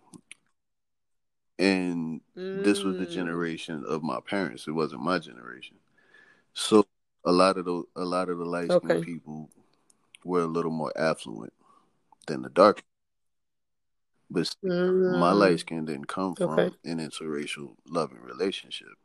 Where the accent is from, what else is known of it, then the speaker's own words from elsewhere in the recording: New Orleans, Louisiana, United States; I'm from New Orleans, Louisiana